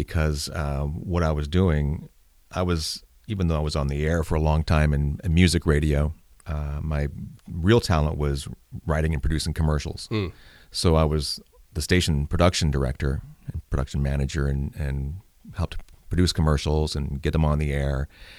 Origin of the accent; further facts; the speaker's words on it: St. Louis, Missouri, United States; St. Louis. St. Louis County.